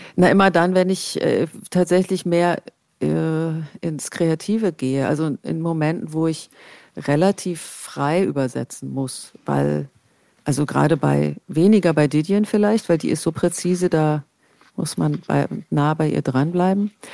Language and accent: German; East Germany, Germany; ich bin im Osten aufgewachsen